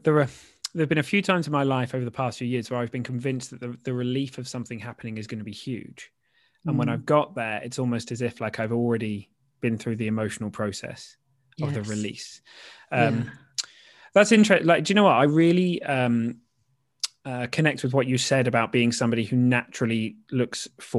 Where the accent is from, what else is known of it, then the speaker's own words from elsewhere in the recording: Norfolk, East of England, United Kingdom; I grew up in Norfolk, just down the road, so I know Yarmouth.